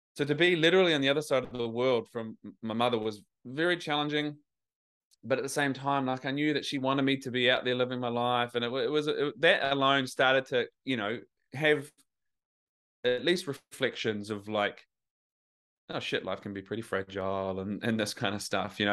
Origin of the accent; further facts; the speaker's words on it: New Zealand; moved away as an adult; now in Australia; I live in Australia, I'm from New Zealand, but I was trying to grapple with my accent.